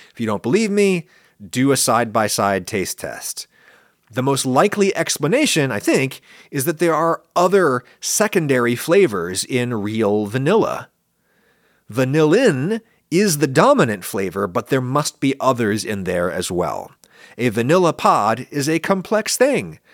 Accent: central Pennsylvania, United States; accent: standard northern US English; moved away; When I grew up, uh, in central Pennsylvania, most people talked basically the way that I talk now.

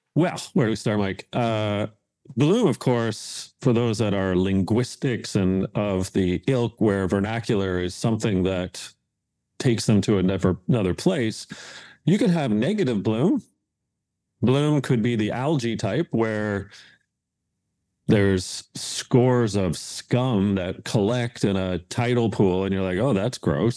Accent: Hamilton, Ontario, Canada; moved away; where I grew up in Hamilton, Ontario

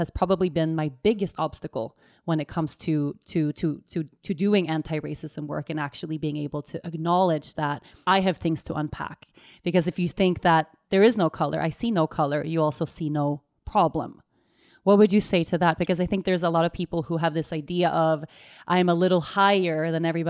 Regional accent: Sweden; moved away; I'm Swedish, born and raised in Sweden.

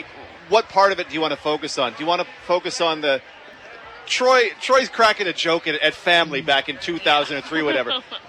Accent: Regina, Saskatchewan, Canada; moved away; I come from Regina

